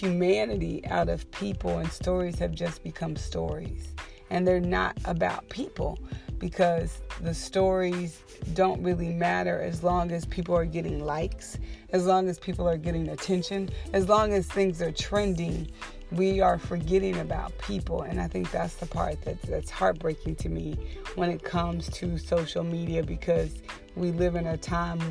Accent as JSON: {"language": "English", "region": "the South", "country": "United States", "said": "I'm from the South"}